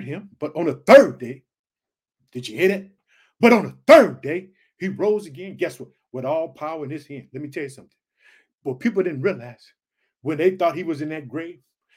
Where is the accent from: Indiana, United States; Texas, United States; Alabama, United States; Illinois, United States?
Illinois, United States; Chicago; the state of Illinois, which is my home state. I reside in the city of Chicago.